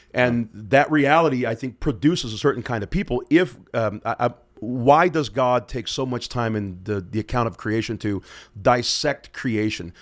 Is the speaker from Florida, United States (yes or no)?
yes; Pensacola, Florida, United States; now in Moscow, Idaho, United States; I'm from Pensacola, Florida